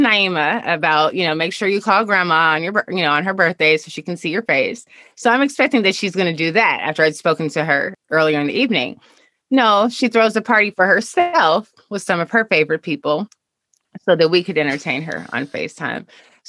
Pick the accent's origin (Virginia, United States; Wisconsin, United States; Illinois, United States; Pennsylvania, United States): Illinois, United States; Chicago; also born or lived in New York; now in California, United States; We live in California, but we moved here from New York. And I'm from Chicago.